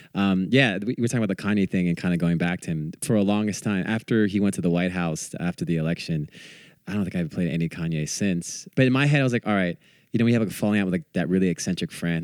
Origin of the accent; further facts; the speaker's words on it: Bay Area, California, United States; growing up in the Bay Area